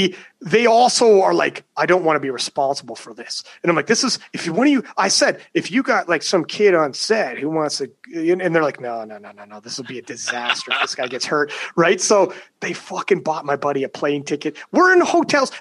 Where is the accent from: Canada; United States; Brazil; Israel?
Canada; I'm Canadian.